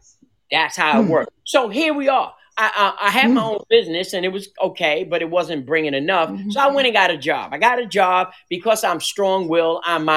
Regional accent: New York City, New York, United States; now in Waynesboro, United States; Because I came from New York City, and I came down, ended up in Charlotte, and Charlotte, God brought me down to Waynesboro.

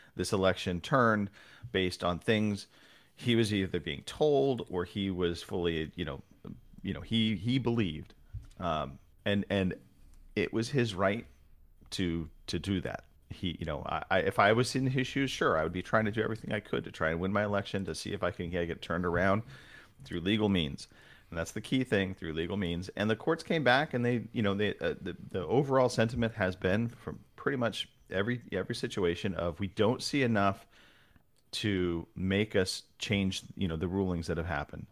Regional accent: Southern California, United States; now in Northern California, United States; I was born in Southern California, kind of, as I've gotten older, made my way north

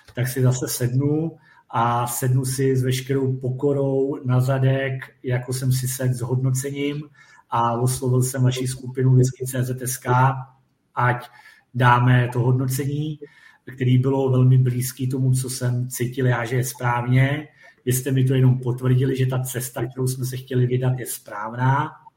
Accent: Czechia; jsme Češi

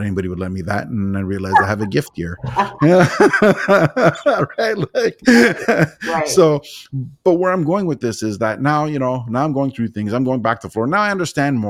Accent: Toronto, Ontario, Canada; I'm from Toronto, Ontario

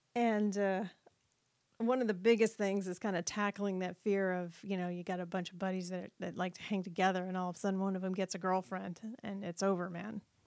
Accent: New England, United States; moved away; I'm originally from New England

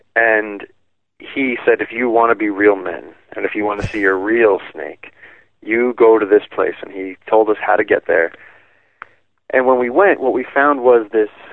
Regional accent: New York, United States; I grew up in New York

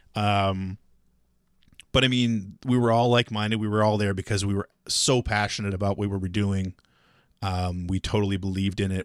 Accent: Halifax, Nova Scotia, Canada; moved away as an adult; also born or lived in Chicago / San Francisco; growing up in Halifax

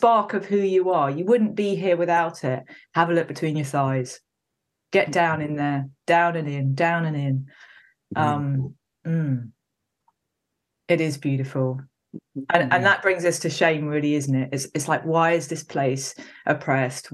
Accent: Wales, United Kingdom; I was born in Wales. Anyone who doesn't know Wales in the UK, it's a kind of valley hill place.

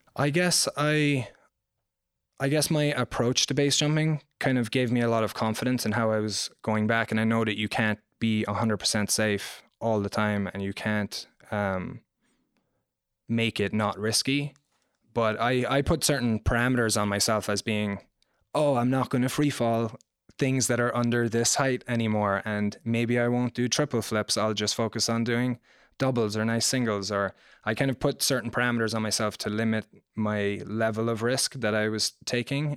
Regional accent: Ireland; moved away; I grew up in Ireland.

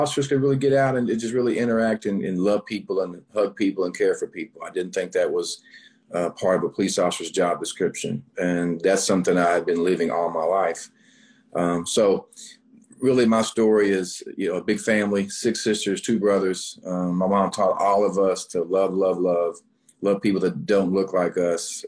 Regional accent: North Little Rock, Arkansas, United States; I'm born and raised in North Little Rock, Arkansas

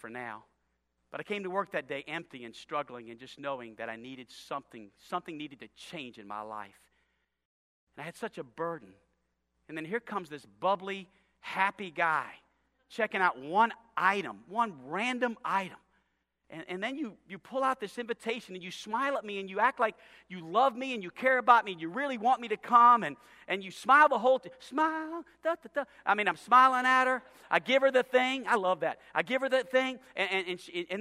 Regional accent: New Orleans, Louisiana, United States; also born or lived in Chicago / Los Angeles; now in Hot Springs, United States; I'm from New Orleans and went to school in Chicago and was the youth pastor in L.A.

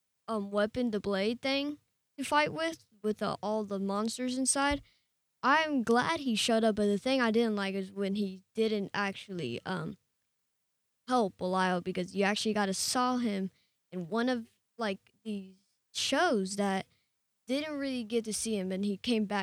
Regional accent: Japan; born there; I was born in Japan.

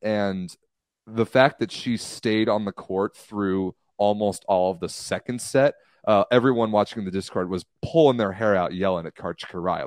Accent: United States; I'm American

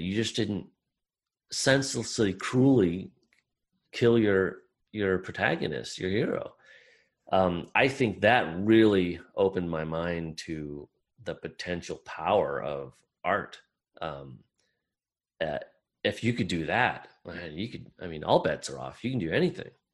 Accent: Iowa, United States; I grew up in Midwestern, small town Midwestern, uh, the state of Iowa in uh, America.

